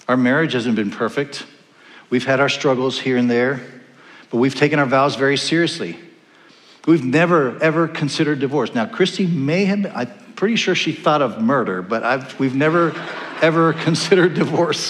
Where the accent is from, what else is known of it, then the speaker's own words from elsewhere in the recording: Panama; also born or lived in California; now in Iowa City, United States; I grew up in Panama, the country of Panama, and my neighborhood was called Nueva California, New California.